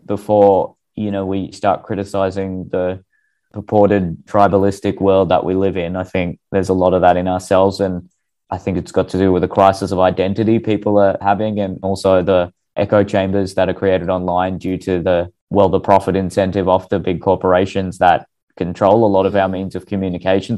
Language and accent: English; Australia; I'm Australian with racially Indian background